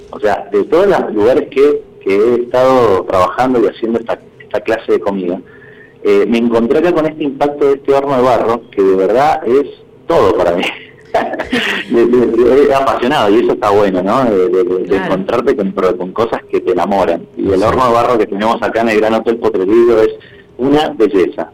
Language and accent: Spanish; Mendoza, Argentina; como bien mendocino que soy, de pura cepa